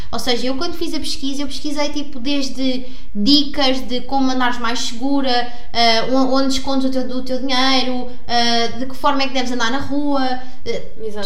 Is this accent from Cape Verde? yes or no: no; Sintra, Lisbon, Portugal; eu vim de Sintra também, é uma aldeia super pequena, os meus pais cresceram ali